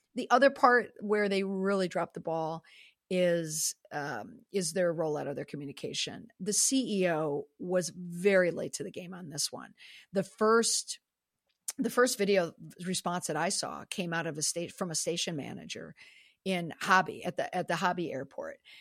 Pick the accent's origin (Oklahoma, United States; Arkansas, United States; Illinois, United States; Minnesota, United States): Minnesota, United States; I'm a hockey mom, and I am from Minnesota